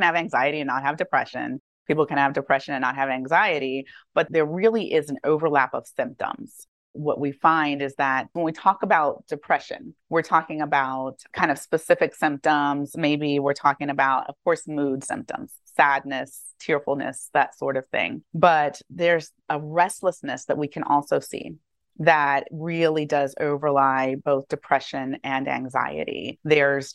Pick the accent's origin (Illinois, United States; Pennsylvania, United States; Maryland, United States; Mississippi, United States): Maryland, United States; also born or lived in Atlanta, Georgia; I grew up actually in Maryland